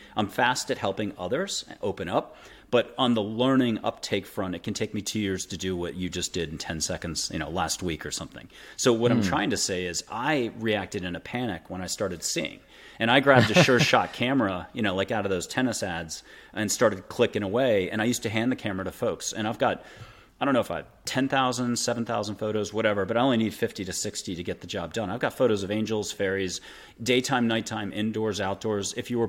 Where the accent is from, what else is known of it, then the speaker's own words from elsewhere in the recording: East Coast, United States; also born or lived in Florida / Nantucket / Boston / Paris; I had moved 25 to 42, 43 times on the East Coast. Mostly I'm from the East Coast, up and down from Florida, Mid-Atlantic, Nantucket, went to high school at Andover outside of Boston, did a year in Paris, blah, blah, blah.